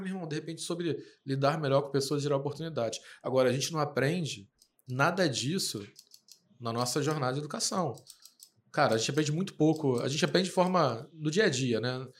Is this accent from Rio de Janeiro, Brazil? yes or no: yes; Rio de Janeiro, Brazil; a gente é carioca, então esse é o nosso jeito de falar mesmo.